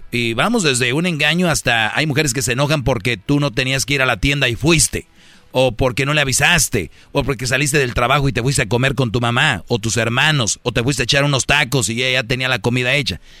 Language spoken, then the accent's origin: Spanish; Mexico; Es que le engañó un mexicano. Yo soy de México.